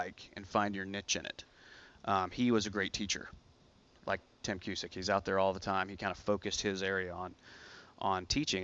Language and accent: English; Fort Worth, Texas, United States; I grew up in Fort Worth